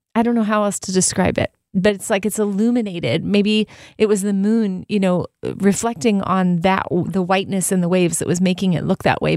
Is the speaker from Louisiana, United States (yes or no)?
no; Southern California, United States; I grew up in Southern California.